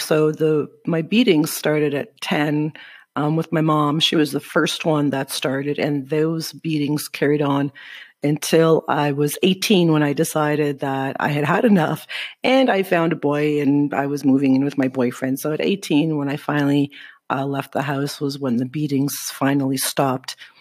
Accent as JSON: {"language": "English", "town": "Sudbury", "region": "Ontario", "country": "Canada", "moved": "as an adult", "lives_now": "Guatemala", "said": "I am from Sudbury, Ontario."}